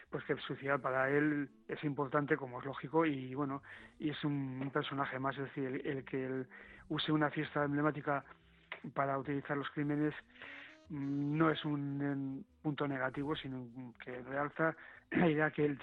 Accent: Bilbao, Basque Country, Spain; yo he comprado en el Carrefour de, de Bayona, o sea que soy un vasco integrado, pero soy de Bilbao.

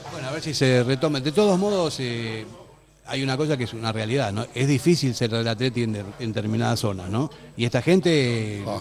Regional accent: Argentina; now in Spain; soy argentino

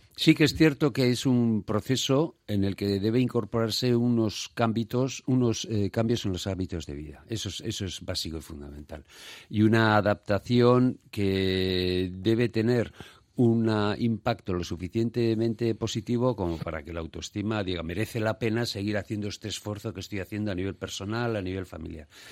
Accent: Basque Country, Spain; somos una sociedad en general solidaria, hablo de Euskadi

